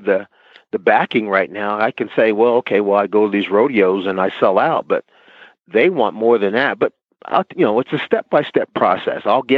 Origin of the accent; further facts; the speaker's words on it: New Jersey, United States; I'm from New Jersey